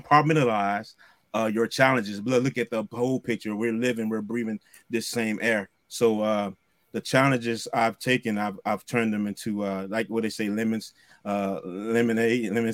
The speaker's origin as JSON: {"language": "English", "region": "Mississippi", "country": "United States", "tie": "born or raised there", "moved": "yes", "lives_now": "Virginia, United States", "said": "being raised in Mississippi, I'm used to the culture, the Southern culture"}